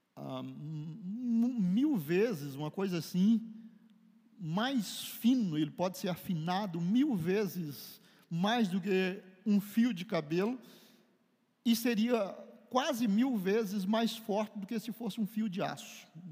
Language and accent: Portuguese; Brazil; nós fomos, somos brasileiros, criados aqui